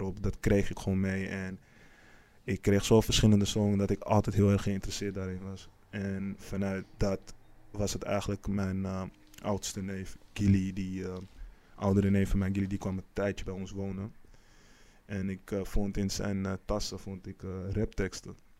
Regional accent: Amsterdam, North Holland, Netherlands; geboren op 21 mei 1991 in Amsterdam. Eh, deels opgegroeid in eh, Amsterdam-Oost en deels ook in Amsterdam-West

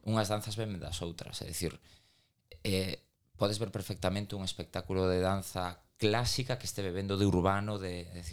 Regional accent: Galicia, Spain; accent: Galician; y falamos castelá en, en Madrid, saben que somos galegos

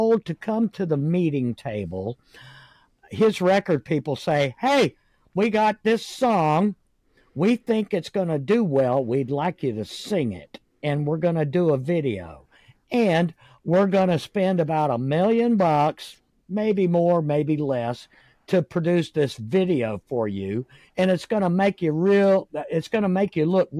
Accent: Jacksonville, Florida, United States; also born or lived in Middleburg, Florida; I was raised in Jacksonville, Florida

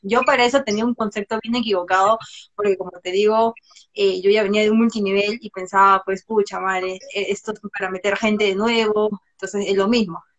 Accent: Peru; Soy de Perú, soy diseñadora gráfica de profesión

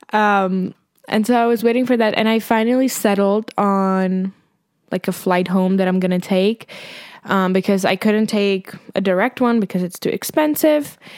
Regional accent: Prague, Czechia; born or raised there

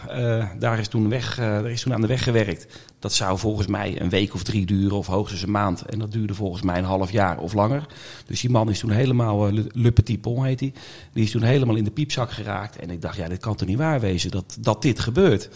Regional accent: Oudewater, Utrecht, Netherlands; moved away as an adult; also born or lived in Gouda; now in The Hague, Netherlands; Ik ben geboren en getogen verder nou ja, getogen, laat ik het zo zeggen, in Oude Water

